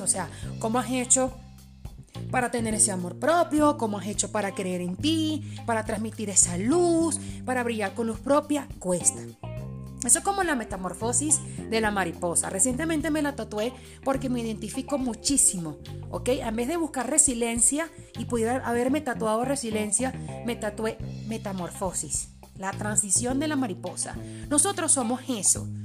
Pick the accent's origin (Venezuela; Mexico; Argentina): Venezuela; Spanish is a second language; also born or lived in Port-au-Prince, Haiti; como decimos en Venezuela